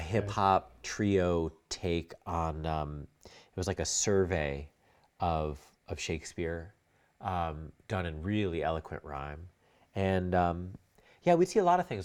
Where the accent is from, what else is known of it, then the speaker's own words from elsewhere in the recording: New York, United States; also born or lived in Connecticut / Brooklyn; I was in Manhattan from when I was ten until I went to college